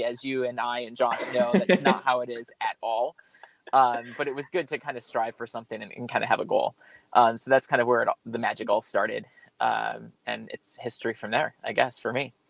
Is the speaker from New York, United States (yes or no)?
yes; New York, United States; moved away as an adult; also born or lived in Sacramento, California; now in California, United States; I was born and raised in New York, so I'm a transplant here to California